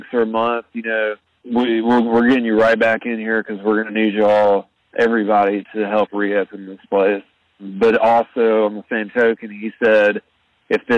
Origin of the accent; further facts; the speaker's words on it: Birmingham, Alabama, United States; I'm from Birmingham, Alabama